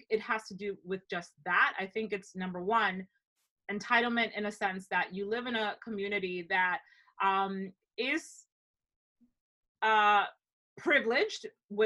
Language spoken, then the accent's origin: English; Dominican Republic; moved away as an adult; also born or lived in Ohio, United States; now in United States; growing up in the Dominican Republic for, you know, a better part of my life